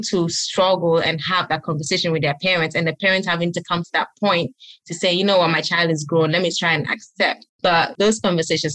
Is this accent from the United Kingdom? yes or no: no; Gambia; also born or lived in Ghana; now in United States; I grew up in Gambia.